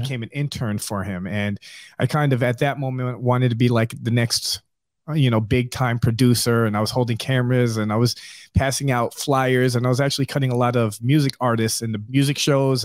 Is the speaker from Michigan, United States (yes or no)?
no; New York, United States; moved away as an adult; now in Southwest Florida, United States; I'm originally from New York